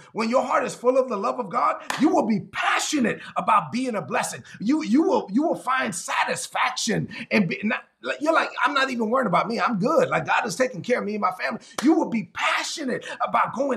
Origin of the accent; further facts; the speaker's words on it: New York City, New York, United States; I'm from Brooklyn, man.